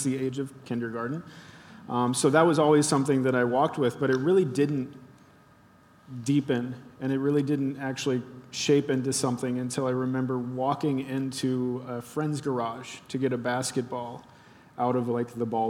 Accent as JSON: {"language": "English", "town": "Cincinnati", "region": "Ohio", "country": "United States", "tie": "born or raised there", "said": "I grew up in Cincinnati, and we actually have an Eiffel Tower down there"}